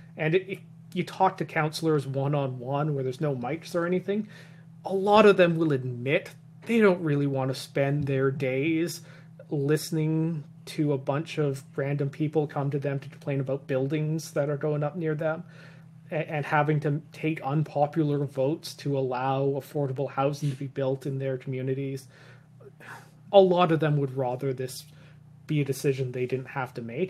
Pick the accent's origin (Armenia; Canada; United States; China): Canada; Vancouver Island, British Columbia; moved away as an adult; also born or lived in the Maritimes; now in Vancouver, Canada; I grew up on Vancouver Island